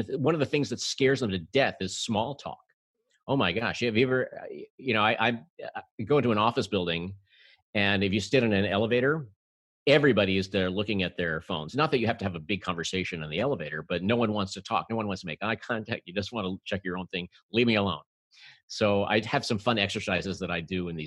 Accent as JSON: {"language": "English", "town": "New York City", "region": "New York", "country": "United States", "tie": "born or raised there", "said": "I'm a native New Yorker."}